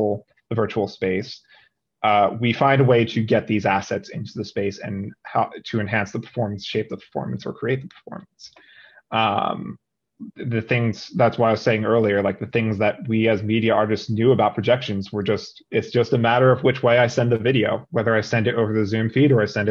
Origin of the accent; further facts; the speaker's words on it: New Jersey, United States; moved away; also born or lived in Philadelphia; I'm from New Jersey